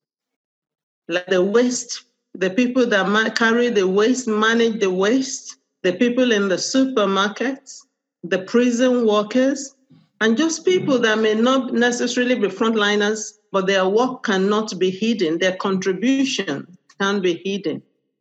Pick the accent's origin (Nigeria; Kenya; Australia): Nigeria; now in United Kingdom; I'm Nigerian.